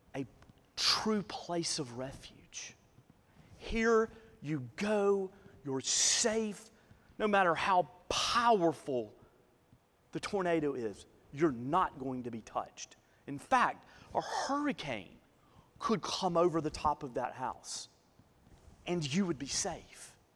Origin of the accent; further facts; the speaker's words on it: Northeast Alabama, United States; I grew up in Northeast Alabama.